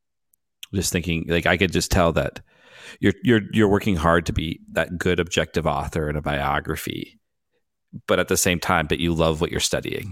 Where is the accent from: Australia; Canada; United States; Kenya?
Canada; Vancouver, British Columbia; I'm from Vancouver